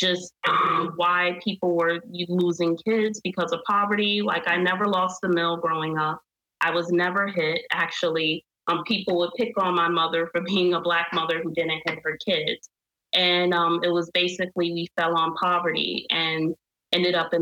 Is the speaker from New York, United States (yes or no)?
yes; New York City, New York, United States; also born or lived in Queens, New York; I was born and raised in Brooklyn, New York.